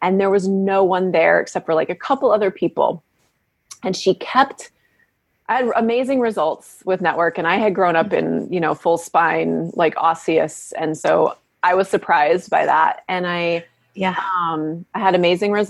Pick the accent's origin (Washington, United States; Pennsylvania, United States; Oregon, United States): Washington, United States; moved away as an adult; also born or lived in Davenport, Iowa / Massachusetts / San Francisco, California; now in Berkeley, United States; And then we moved to Washington, and I grew up in various practices there. And worked in his office as a teenager.